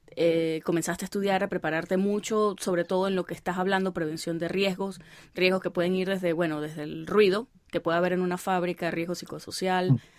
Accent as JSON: {"language": "Spanish", "town": "El Vigía", "region": "Mérida", "country": "Venezuela", "said": "el Hospital del Vigía, que es de donde soy yo."}